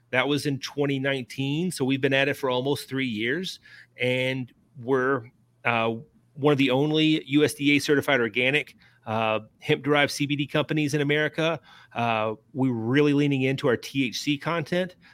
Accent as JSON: {"language": "English", "town": "Lebanon", "region": "Kentucky", "country": "United States", "tie": "born or raised there", "said": "Marion County, Lebanon, uh, my hometown"}